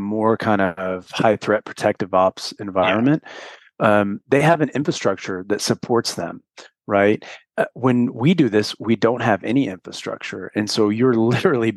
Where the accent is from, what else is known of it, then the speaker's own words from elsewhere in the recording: St. Louis, Missouri, United States; moved away; also born or lived in Los Angeles, California / Camp Pendleton, California; I'm from St. Louis. I spent a large chunk of my life in LA or around the Camp Pendleton area.